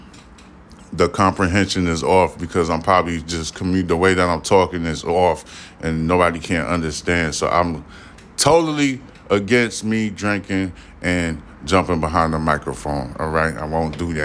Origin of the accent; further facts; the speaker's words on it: New York City, New York, United States; also born or lived in Houston, Texas; now in Texas, United States; I'm from New York City